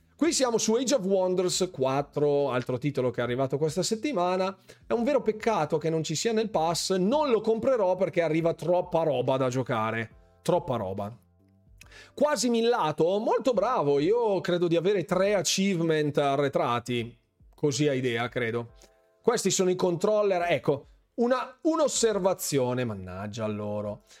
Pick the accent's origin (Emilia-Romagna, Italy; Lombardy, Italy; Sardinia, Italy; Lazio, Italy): Lombardy, Italy; Bergamo; io sono di Bergamo